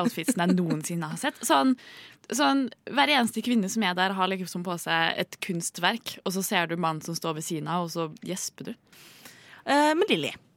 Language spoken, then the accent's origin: Norwegian; Trondheim, Trøndelag, Norway; jeg er fra Trondheim.